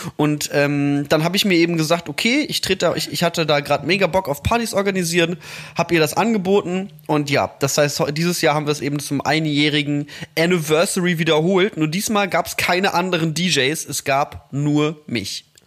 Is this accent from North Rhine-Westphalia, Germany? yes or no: yes; Mettmann, North Rhine-Westphalia, Germany; moved away; am Mettmanner Boden in meiner Heimatstadt